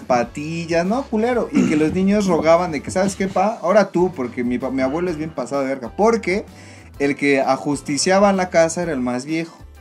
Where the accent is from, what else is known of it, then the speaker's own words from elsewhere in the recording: Tlaxcala, Mexico; yo crecí en Tlaxcala